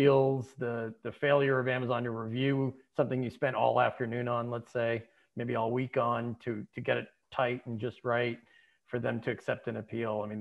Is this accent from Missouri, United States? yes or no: no; Boston, Massachusetts, United States; moved away as an adult; also born or lived in California / Seattle / New York; now in Boston, United States; I grew up here in the Boston area.